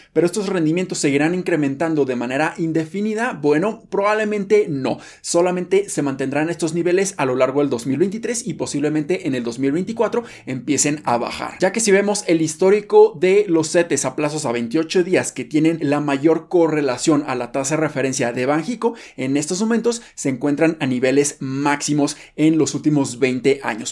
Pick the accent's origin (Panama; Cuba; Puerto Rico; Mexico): Mexico; nosotros como mexicanos